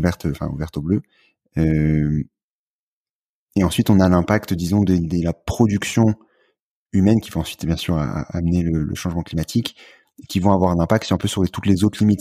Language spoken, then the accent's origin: French; France; quand on est français